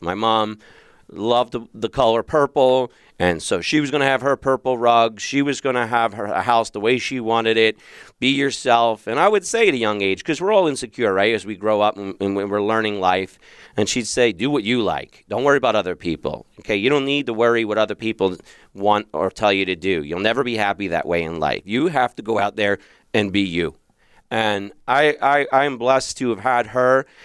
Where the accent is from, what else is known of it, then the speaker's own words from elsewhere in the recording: Philadelphia, Pennsylvania, United States; now in Arizona, United States; I grew up in Philadelphia